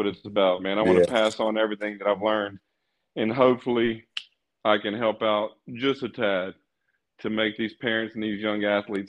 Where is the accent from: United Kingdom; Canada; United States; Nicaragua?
United States; South Mississippi; I grew up in South Mississippi